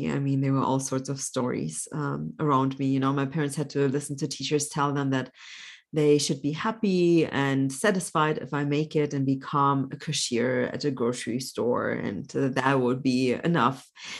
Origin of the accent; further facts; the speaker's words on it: Germany; also born or lived in Poland; So I was born in Poland, but grew up mostly in Germany. When I was 4.5, my parents had to flee Poland.